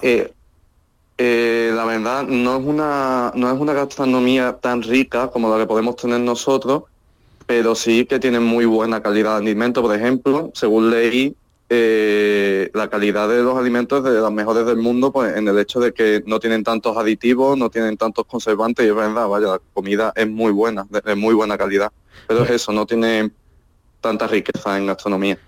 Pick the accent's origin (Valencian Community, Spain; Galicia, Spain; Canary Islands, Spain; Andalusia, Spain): Andalusia, Spain; moved away as an adult; now in Helsinki, Finland